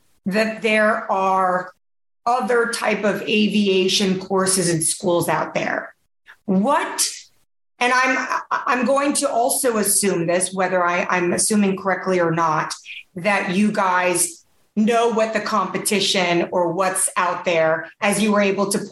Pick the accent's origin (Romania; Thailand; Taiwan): Taiwan; moved away; I'm from Taiwan originally